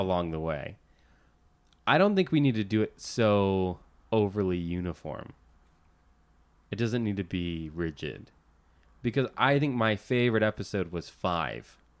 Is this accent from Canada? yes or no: no; Central Florida, United States; now in Los Angeles, United States; I grew up in Central Florida